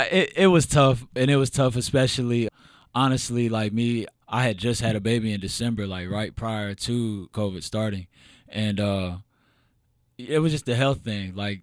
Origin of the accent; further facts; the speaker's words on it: Elyria, Ohio, United States; also born or lived in Oberlin, United States / Lorain, United States; Man, I was born in small town Lorain County, Ohio, Steel City. I'm originally from Elyria, but I lived in Oberlin. I lived in Lorain, kind of all over that small area.